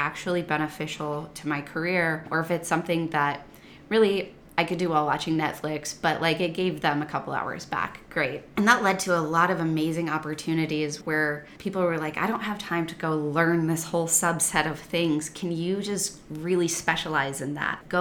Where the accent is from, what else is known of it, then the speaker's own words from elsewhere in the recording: Midwest, United States; moved away as an adult; I was born and raised in the Midwest